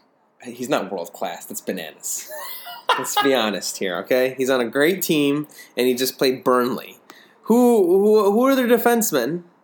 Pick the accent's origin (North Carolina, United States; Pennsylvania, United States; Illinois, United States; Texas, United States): Illinois, United States; Chicago; we're actually from Chicago.